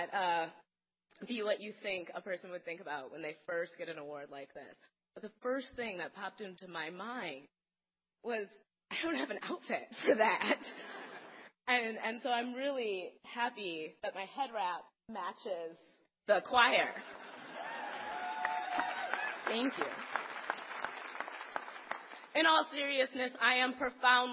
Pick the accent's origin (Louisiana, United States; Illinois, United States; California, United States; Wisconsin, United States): Wisconsin, United States; Madison; I grew up here in Madison. This is where I have spent all 30 years of my life